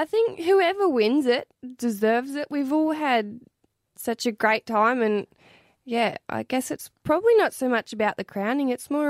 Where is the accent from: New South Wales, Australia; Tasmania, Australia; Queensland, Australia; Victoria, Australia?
New South Wales, Australia; Henty; moved away as an adult; also born or lived in Albury; now in Wagga Wagga, Australia; I was born here, but I grew up in Henty, and I spent a little bit of time in Albury before I moved to Wagga about 3 or 4 years ago now.